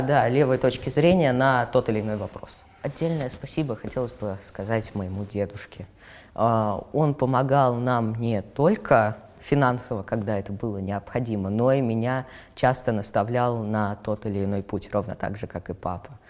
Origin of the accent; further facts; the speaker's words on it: Moscow, Russia; мне 13 лет, я из Москвы и живу совершенно недалеко от э, места съемки